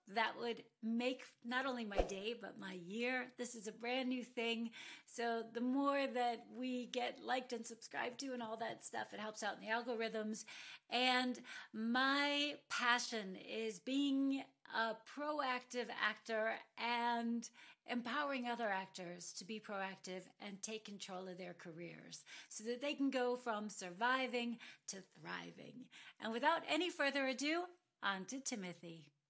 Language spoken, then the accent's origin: English; United States; now in Munich, Germany; I am an American actor living and working in Europe.